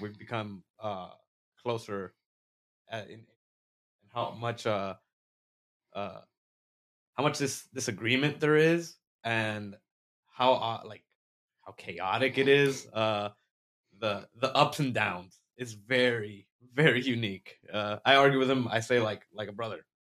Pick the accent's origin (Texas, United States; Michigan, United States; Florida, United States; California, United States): Florida, United States; we're from Florida